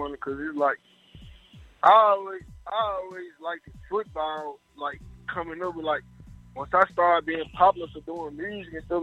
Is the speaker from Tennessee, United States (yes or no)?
yes; Memphis, Tennessee, United States; I'm from Memphis, Tennessee